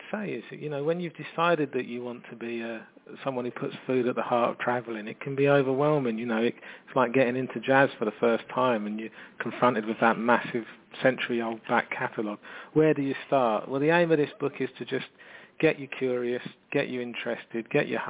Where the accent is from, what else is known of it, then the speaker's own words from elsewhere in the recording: London, United Kingdom; You know, I'm from London